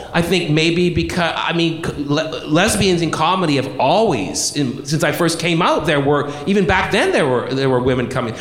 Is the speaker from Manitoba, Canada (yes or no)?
no; Brampton, Ontario, Canada; a town called Brampton, which is north of Toronto.